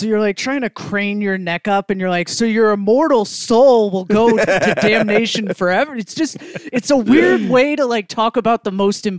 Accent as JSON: {"language": "English", "region": "Connecticut", "country": "United States", "tie": "born or raised there", "also_born_or_lived": "London", "said": "Born in London, from Connecticut."}